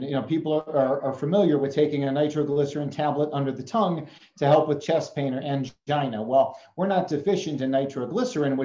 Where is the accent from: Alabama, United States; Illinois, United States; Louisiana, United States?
Illinois, United States; Chicago; moved away; I grew up in Chicago